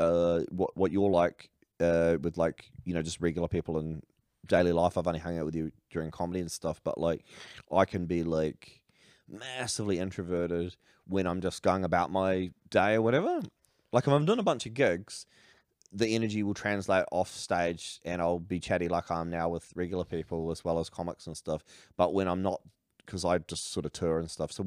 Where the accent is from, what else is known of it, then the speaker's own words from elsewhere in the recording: New Zealand; also born or lived in Australia; I'm a Kiwi